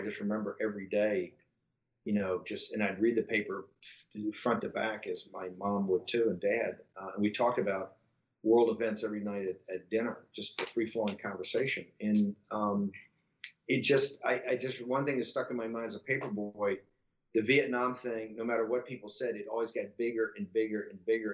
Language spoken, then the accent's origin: English; Richmond, Virginia, United States; also born or lived in Norfolk, Virginia; in '64, we lived in an old neighborhood in the north side of Richmond, Virginia